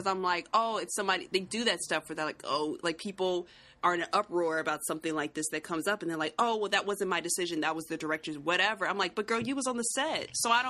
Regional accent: United States; as an American

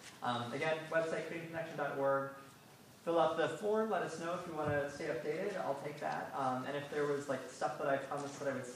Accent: Independence, Oregon, United States; Oh, cool. I'm from Independence, Oregon.

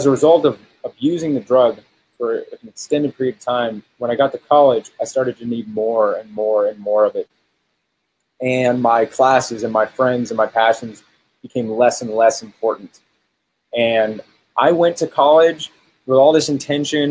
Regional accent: Texas, United States; So I grew up in Texas

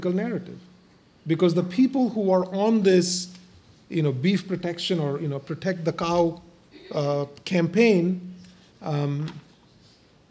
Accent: India; now in United States; I come from India, and I've lived as a religious minority all my life, in India and now in the US.

